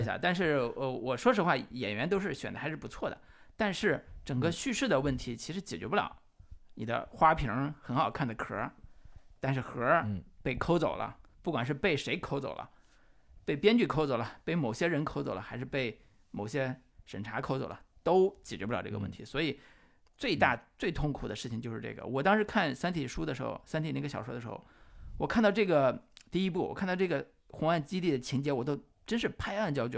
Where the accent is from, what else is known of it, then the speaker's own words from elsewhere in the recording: Henan, China; 我们河南话